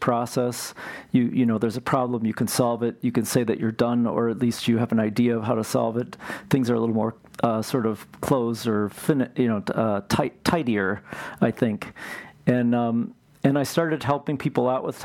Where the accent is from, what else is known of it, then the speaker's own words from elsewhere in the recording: Marshfield, Wisconsin, United States; moved away as an adult; also born or lived in Cleveland, Ohio / St. Paul, Minnesota; now in Twin Cities, United States; we moved there in 1974 or so, and I grew up there and graduated from high school there.